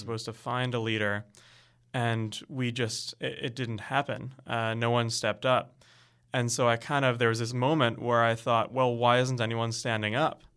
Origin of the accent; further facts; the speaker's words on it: Canada; I'm really proud of being Canadian